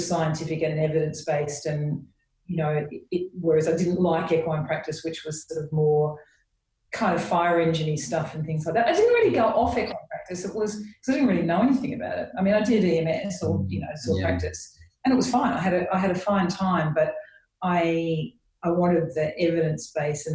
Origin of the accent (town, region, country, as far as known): Sydney, New South Wales, Australia; born or raised there; moved away as an adult; now in United Kingdom